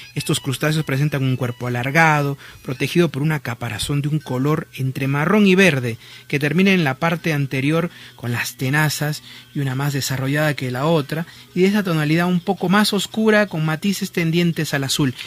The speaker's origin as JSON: {"language": "Spanish", "country": "Peru"}